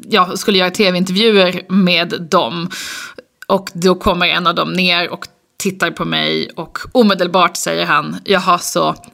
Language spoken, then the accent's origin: Swedish; Lund, Skåne, Sweden; also born or lived in Uppsala / United States; now in Stockholm, Sweden; Nej, men jag är uppvuxen i Lund, pluggade i Uppsala och lite i USA. Och sen så flyttade jag till Stockholm